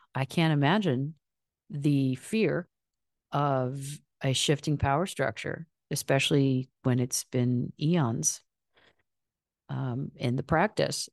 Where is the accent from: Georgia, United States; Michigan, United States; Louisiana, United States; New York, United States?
Michigan, United States; I'm from Michigan